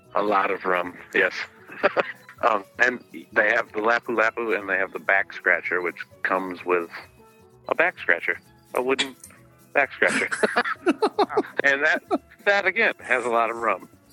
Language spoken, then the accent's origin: English; Midwest, United States; I'm from the Midwest and in the states